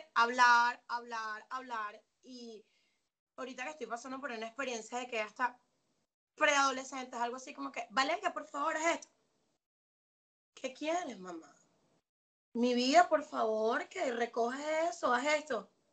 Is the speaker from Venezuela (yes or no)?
yes; Venezuela; moved away as an adult; now in Atlanta, United States; soy venezolana, me vine para los Estados Unidos, eh, actualmente estoy en Atlanta